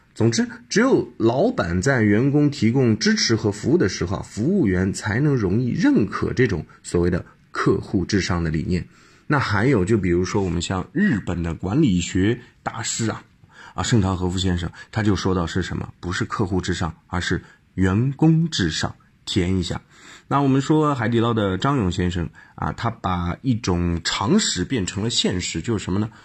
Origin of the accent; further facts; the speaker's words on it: China; 我们中国人其实有点奇怪的